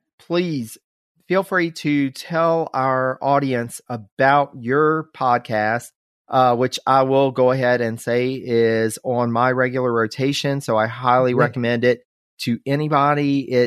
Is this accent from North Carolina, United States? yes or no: yes; North Carolina, United States; my home state of North Carolina.